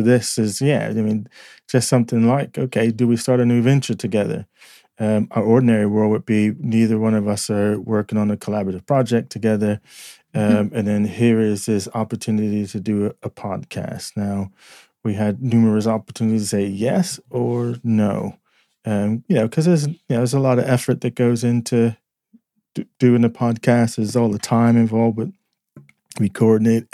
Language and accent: English; United States; moved away as an adult; now in United Kingdom; I'm American